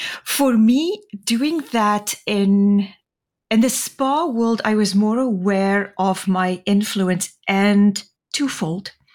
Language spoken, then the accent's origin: English; Namibia; moved away; I grew up in Namibia, the country just north of the Republic of South Africa